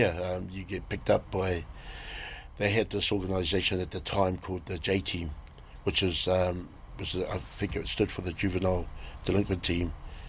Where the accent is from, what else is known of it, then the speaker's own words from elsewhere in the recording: Auckland, New Zealand; So I was brought up in Ponsonby Grey Lynn area, central, most of my young life, and went to local schools there, Richmond Road Primary, Marist, and went to intermediate Marist, Vermont Street Brothers